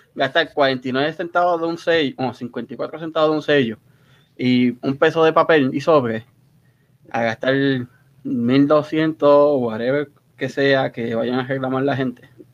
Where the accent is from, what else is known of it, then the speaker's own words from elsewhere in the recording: Río Grande, Puerto Rico; moved away as an adult; now in United States; yo soy puertorriqueño ahí en todos lados